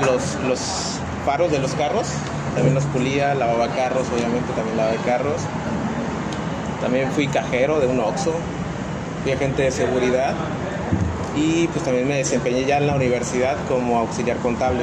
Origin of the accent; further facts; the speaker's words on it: El Metlapil, Guerrero, Mexico; mis orígenes son en, en Guerrero. Yo nado, nací en Guerrero, en el Metlapil, en el noventa.